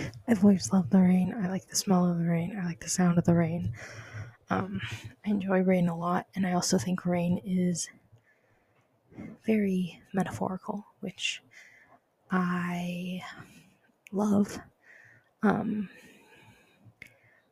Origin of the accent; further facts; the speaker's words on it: Southern California, United States; moved away; also born or lived in Denver, Colorado / Africa; after Africa, we moved to Southern California, where I lived for 8 years